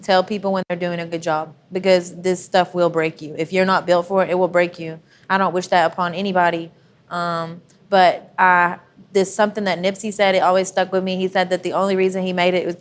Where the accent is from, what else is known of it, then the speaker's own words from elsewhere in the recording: Athens, Texas, United States; I grew up on a farm